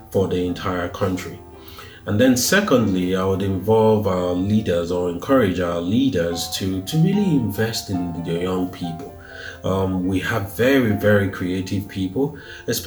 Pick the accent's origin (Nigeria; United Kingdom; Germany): Nigeria; moved away; Though I don't reside in Nigeria, I am Nigerian, I'm proudly Nigerian